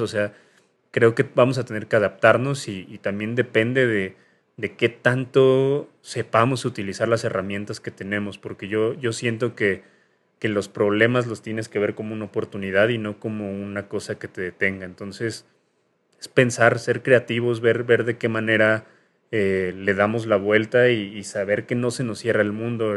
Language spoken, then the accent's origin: Spanish; Mexico City, Mexico; yo soy de Lindavista